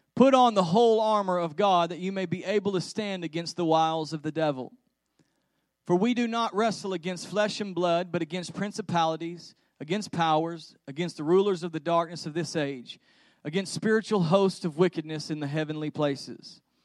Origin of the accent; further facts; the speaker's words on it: Texas, United States; we're from Texas